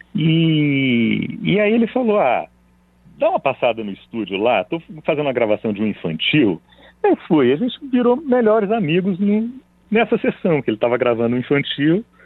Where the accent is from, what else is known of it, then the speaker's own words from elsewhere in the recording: Belo Horizonte, Minas Gerais, Brazil; now in São Paulo, Brazil; Eu vim para São Paulo eu nasci em Belo Horizonte